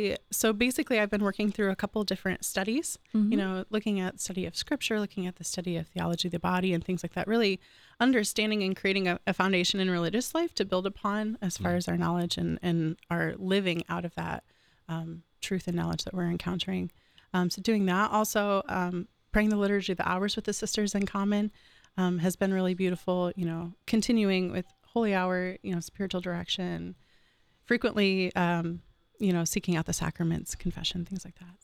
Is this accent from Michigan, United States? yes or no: yes; Michigan, United States; now in Columbus, United States; So I kind of had already alluded to that I'm from Michigan.